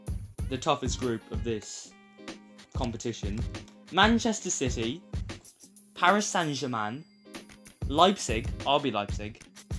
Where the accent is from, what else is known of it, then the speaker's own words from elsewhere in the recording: North Macedonia; Of course, we're from North Macedonia, so